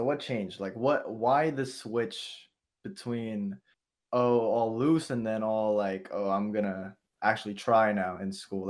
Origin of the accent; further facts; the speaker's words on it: Indonesia; now in United States; I was born in Indonesia and I went to school in Indonesia, right? Our school was so strict that it came over to when I came to America